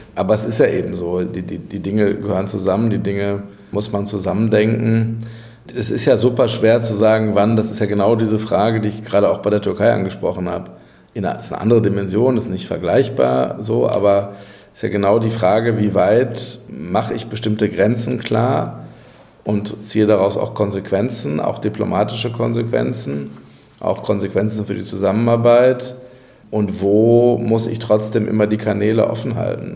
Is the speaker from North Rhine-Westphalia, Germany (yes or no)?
yes; Castrop-Rauxel, North Rhine-Westphalia, Germany; meine Heimatstadt Castrop-Rauxel